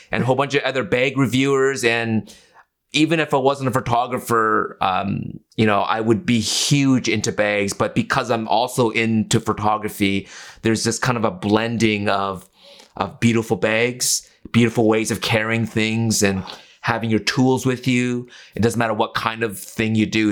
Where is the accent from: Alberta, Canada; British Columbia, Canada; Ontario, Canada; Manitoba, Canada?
British Columbia, Canada; Vancouver; also born or lived in Okinawa; I grew up in a part of Vancouver, East Vancouver